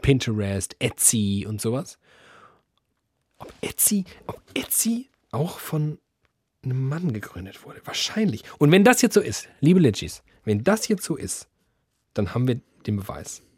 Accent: Germany; wir sind Deutschland

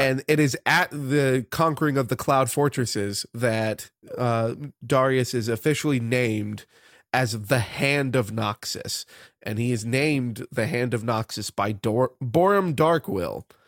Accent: United States; growing up in the United States of America

